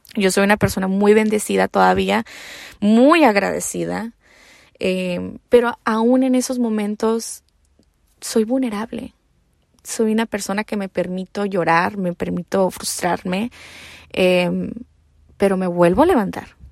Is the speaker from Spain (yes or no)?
no; Mexico; also born or lived in United States; soy mexicana americana, ¿no? Pero más mexicana